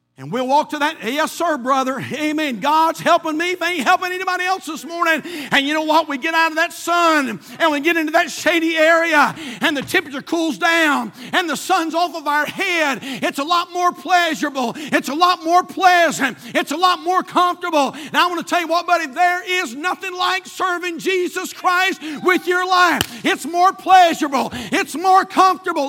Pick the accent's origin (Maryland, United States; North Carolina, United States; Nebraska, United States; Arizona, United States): North Carolina, United States; we're from North Carolina, not from Israel